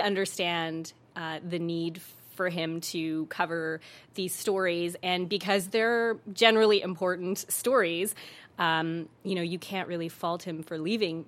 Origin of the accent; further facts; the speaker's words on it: Calgary, Alberta, Canada; moved away as an adult; now in Los Angeles, United States; my parents are from East Africa, so my mom is from Tanzania and my dad is from Kenya and I was born in Calgary